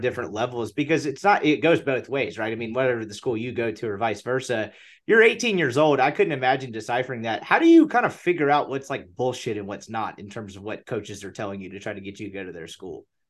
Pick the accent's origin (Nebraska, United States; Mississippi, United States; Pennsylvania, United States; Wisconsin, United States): Mississippi, United States; Jackson; I'm from Jackson, Mississippi